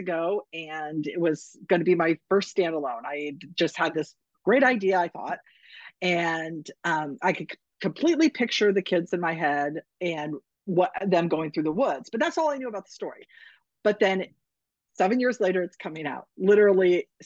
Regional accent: Northern California, United States; moved away as an adult; now in Arizona, United States; I was never raised in a snow climate. I'm from Northern California.

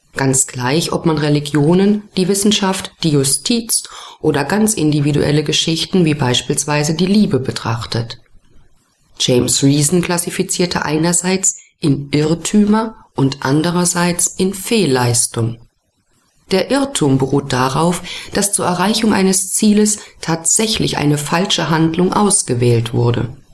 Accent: Germany; Bei uns in Deutschland

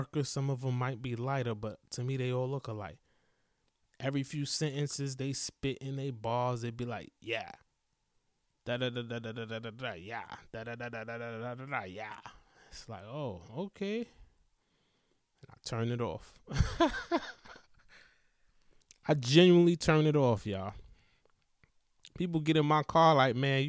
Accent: East Coast, United States; I'm from the East Coast

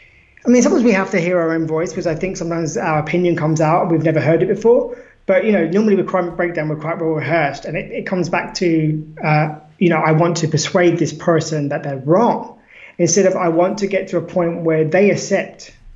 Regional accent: Australia; we're both Australian, for example, surely you should believe the same thing I do. Surely you should love the koalas like

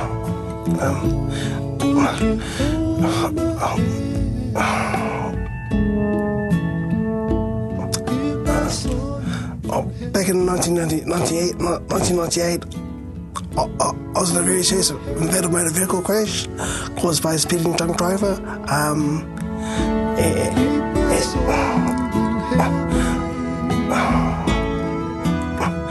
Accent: Gisborne, New Zealand; now in Tokoroa, New Zealand; I'm from Gisborne, born and raised in Gisborne

